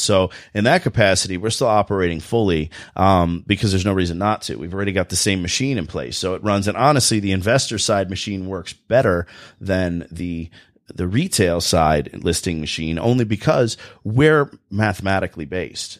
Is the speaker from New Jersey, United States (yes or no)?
yes; New Jersey, United States; accent: Jersey voice; now in Michigan, United States; I'm from New Jersey originally